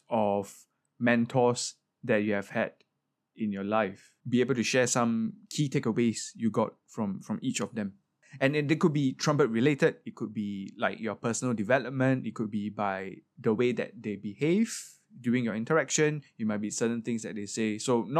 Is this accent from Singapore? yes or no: yes; Singapore; Singaporean in SSO, of course we're all very proud of you and I think you are a great representative for us as Singaporean musicians to be in orchestra.